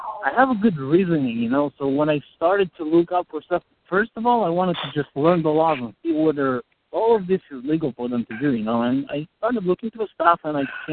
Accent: Moldova; moved away; I'm Moldovan.

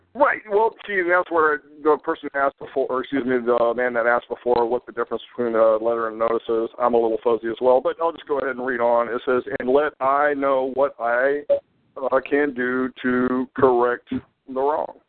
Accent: Florida, United States; also born or lived in Hawaii; I'm from Florida

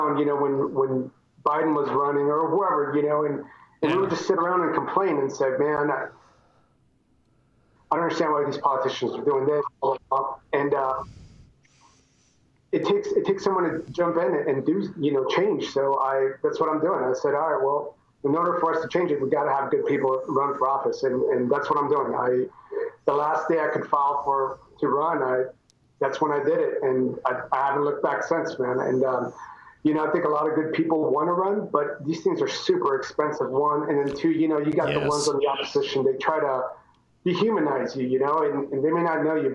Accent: San Antonio, Texas, United States; I grew up in San Antonio, Texas

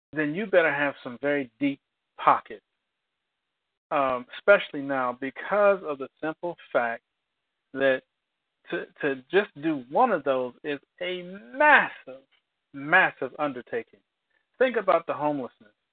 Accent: United States; I'm an American

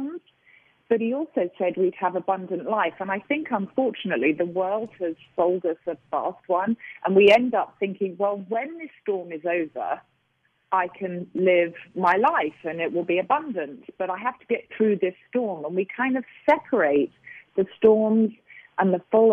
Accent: United Kingdom; now in United States; I'm a Brit

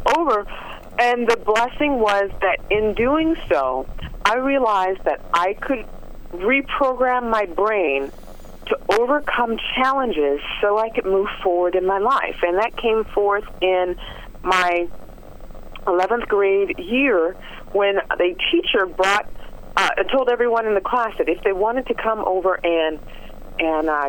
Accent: Los Angeles, California, United States; Growing up in South Central Los Angeles was not the easiest thing

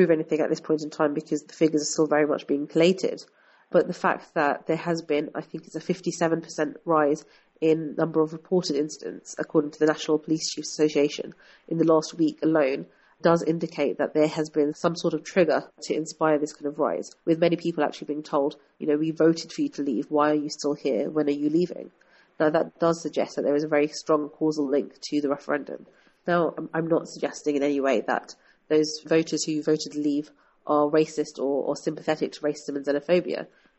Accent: London, United Kingdom; was born and brought up here. I've spent my whole life actually in London, and I very much identify myself as a British citizen.

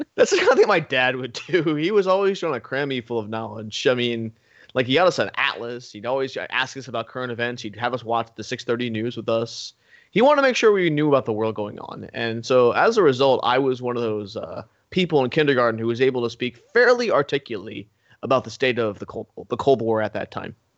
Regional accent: United States; I was born in America. I was raised in America.

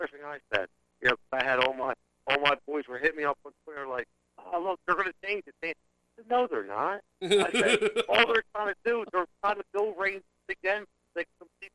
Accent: Philadelphia, Pennsylvania, United States; I'm from Philly. I'm a W guy. I'm a Philly guy

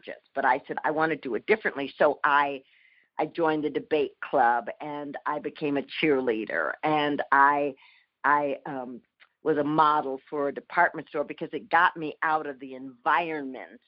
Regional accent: Minneapolis, Minnesota, United States; I was born in Minneapolis

